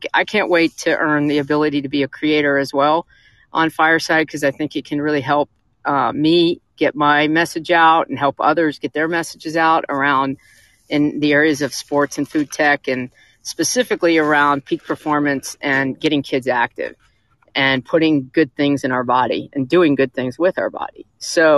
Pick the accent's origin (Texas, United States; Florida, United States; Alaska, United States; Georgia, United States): Georgia, United States; Atlanta; I'm from Atlanta. I was fifth generation Atlanta